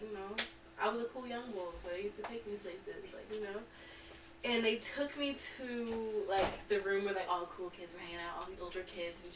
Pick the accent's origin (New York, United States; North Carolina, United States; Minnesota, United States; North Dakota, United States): New York, United States; New York City; we're from Brooklyn.